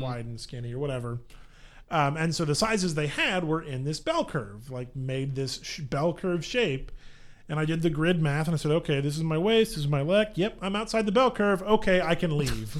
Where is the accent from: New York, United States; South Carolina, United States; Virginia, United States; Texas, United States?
Texas, United States; Dallas; I grew up in Dallas